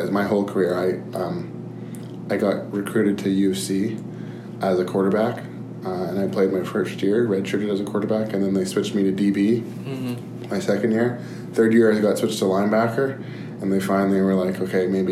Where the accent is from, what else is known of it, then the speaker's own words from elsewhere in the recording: Calgary, Alberta, Canada; also born or lived in Edmonton; now in Boston, United States; I was born in Edmonton, moved to Calgary when I was two. Mm-hmm. So pretty much born and raised in Calgary